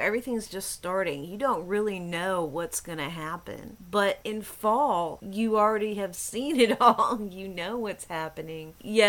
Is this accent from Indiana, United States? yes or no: yes; Indiana, United States; Well, I grew up in Indiana